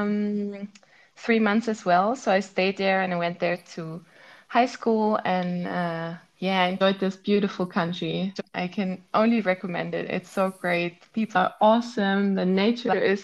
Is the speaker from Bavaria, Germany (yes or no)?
yes; Munich, Bavaria, Germany; moved away as an adult; also born or lived in Maastricht / Zurich; I actually grew up not in the city center, but in a suburb of Munich